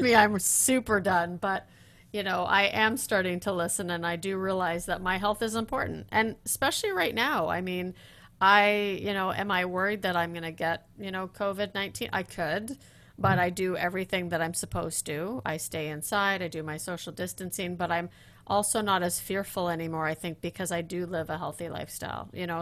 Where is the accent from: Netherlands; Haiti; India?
Netherlands; I'm from Holland